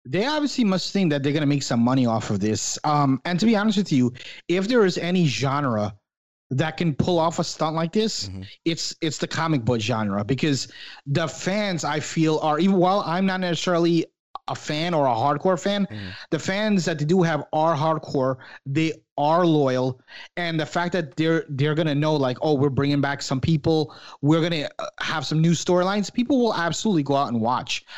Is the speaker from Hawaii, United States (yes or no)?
no; New York, United States; growing up in New York when I was a kid